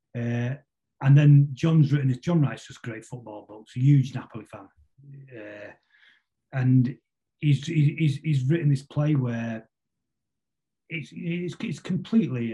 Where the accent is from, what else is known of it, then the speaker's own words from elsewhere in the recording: Manchester, North West England, United Kingdom; I grew up in West Manchester